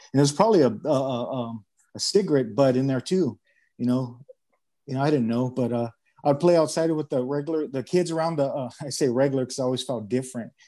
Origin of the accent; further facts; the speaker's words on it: Los Angeles, California, United States; now in Arizona, United States; I grew up in San Pedro